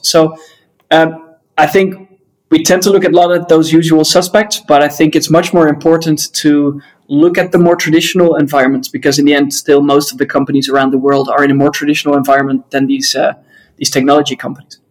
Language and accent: English; Netherlands; I'm from the Netherlands